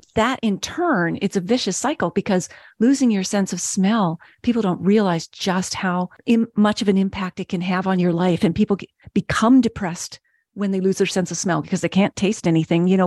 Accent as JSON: {"language": "English", "region": "Nova Scotia", "country": "Canada", "moved": "yes", "said": "you know, I'm originally from Nova Scotia."}